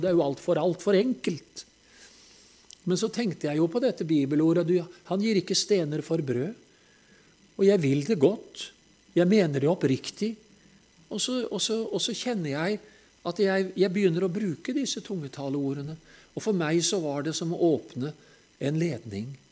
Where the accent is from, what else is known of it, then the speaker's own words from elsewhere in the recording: Telemark, Norway; når vi er fra Telemark